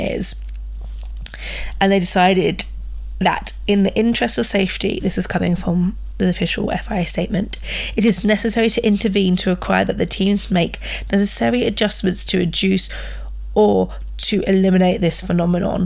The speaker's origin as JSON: {"language": "English", "country": "United Kingdom", "said": "I'm British"}